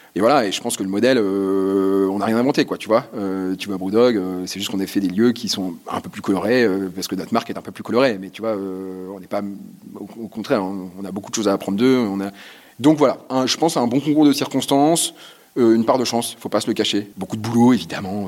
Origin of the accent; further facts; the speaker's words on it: Lille, Hauts-de-France, France; on est lillois